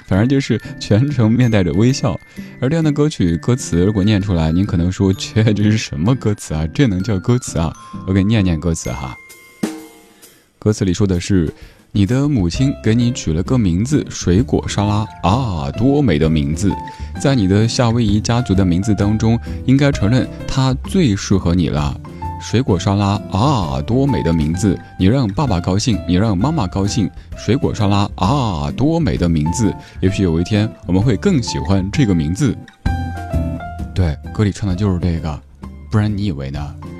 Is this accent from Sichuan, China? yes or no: yes; Sichuan, China; accent: Sichuanese; 小时候听到的那个，四川话